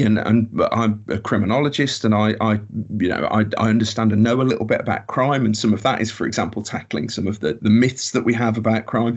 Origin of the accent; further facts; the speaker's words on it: Birmingham, West Midlands, United Kingdom; I'm from Birmingham